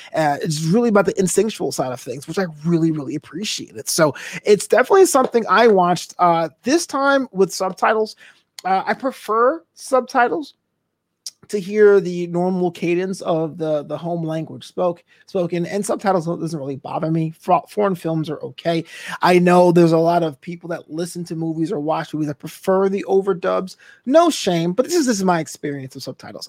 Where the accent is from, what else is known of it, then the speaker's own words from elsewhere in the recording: United States; I know I'm an American.